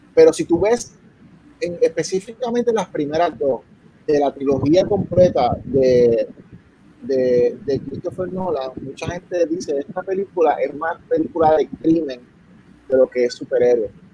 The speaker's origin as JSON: {"language": "Spanish", "country": "Puerto Rico", "said": "yo soy de Puerto, vengo de Puerto Rico"}